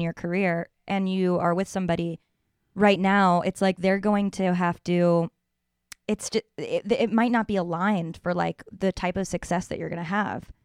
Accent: New York, United States; From one New Yorker to another

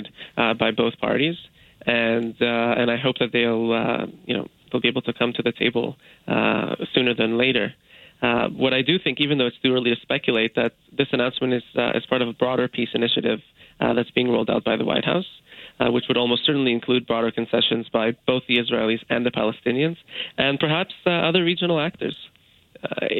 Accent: Canada; As a Canadian

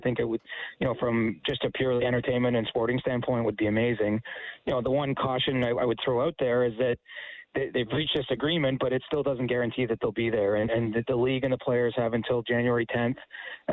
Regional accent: an hour outside Toronto, Ontario, Canada; I grew up an hour outside Toronto

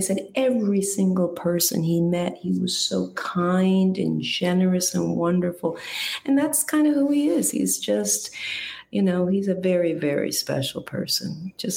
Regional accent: East Coast, United States; I'm a New York East Coast girl, and, you know, I've gone out to LA to work and stuff, but, you know, I grew up in the East Coast and, you know, real close to New York

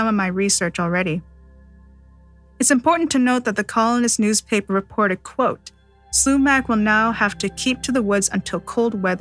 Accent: Seabird Island First Nation, British Columbia, Canada; Growing up in Seabird Island First Nation

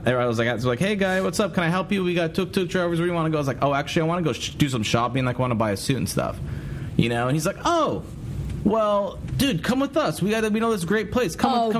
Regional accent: United States; I'm from America.

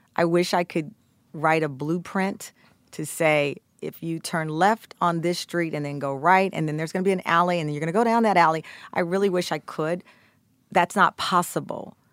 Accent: Texas, United States; I'm from Texas

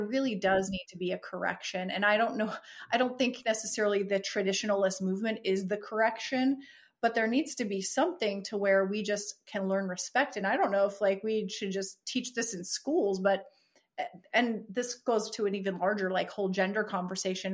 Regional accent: United States; being American in this culture

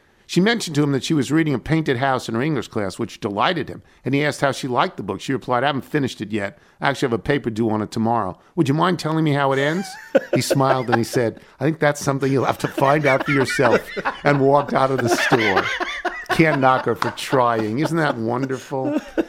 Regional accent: Charlottesville, Virginia, United States; I grew up in Charlottesville, and it wasn't uncommon to run into a seemingly random collection of notable people who lived in town

